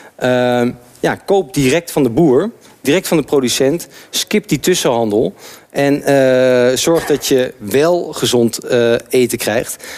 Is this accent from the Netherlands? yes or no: yes; Arnhem, Gelderland, Netherlands; moved away as an adult; now in Amsterdam, Netherlands; ik ben geboren getogen in Arnhem